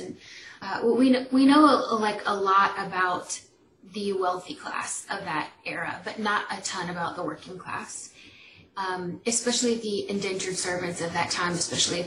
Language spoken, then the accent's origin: English; Atlanta, Georgia, United States; accent: country; I live in Atlanta, if y'all can't hear from my accent, like country